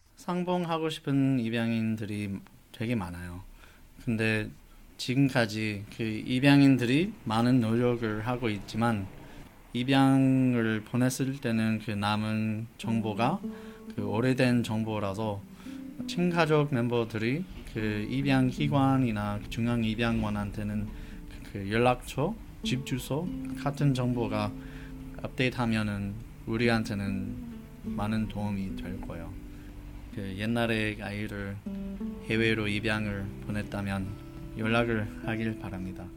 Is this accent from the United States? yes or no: yes; Los Angeles, California, United States; first language English; Korean is a second language; moved away as an adult; also born or lived in Denmark; now in South Korea; 미국에서 자라는 동안 미국 사람이 아닌 그 느낌이 있었어